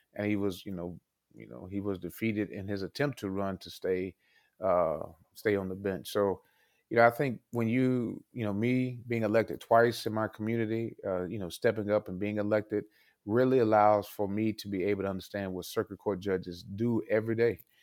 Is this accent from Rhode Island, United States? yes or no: no; Fort Worth, Texas, United States; moved away as an adult; also born or lived in Princeton, New Jersey; now in Dane County, Wisconsin, United States; I'm originally from Texas